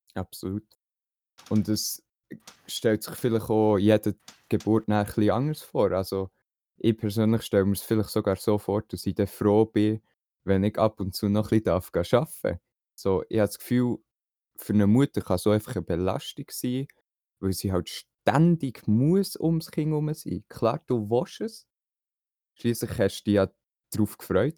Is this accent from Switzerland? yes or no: yes; Switzerland; bei uns in der Schweiz